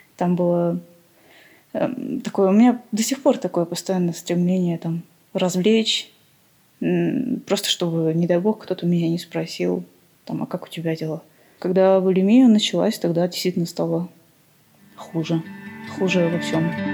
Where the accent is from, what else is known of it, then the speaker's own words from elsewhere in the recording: Armenia; я вообще из Армении, и внешность у меня, конечно, не армянская